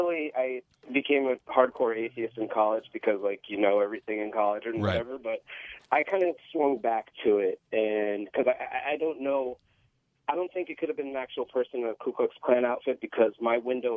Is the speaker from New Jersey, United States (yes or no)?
yes; Monmouth County, New Jersey, United States; I grew up in Monmouth County, New Jersey.